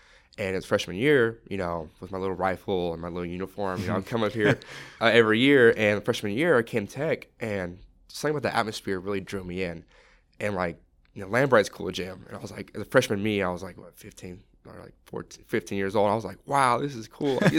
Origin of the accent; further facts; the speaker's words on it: Oregon, United States; because I'm from Oregon